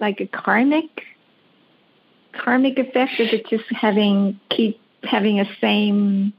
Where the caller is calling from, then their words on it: Los Angeles, California, United States; I'm calling from Los Angeles.